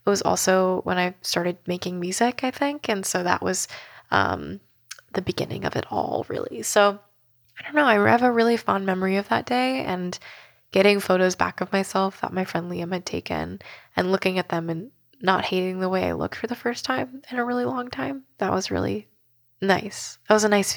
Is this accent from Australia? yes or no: no; Bay Area, California, United States; I grew up in the Bay Area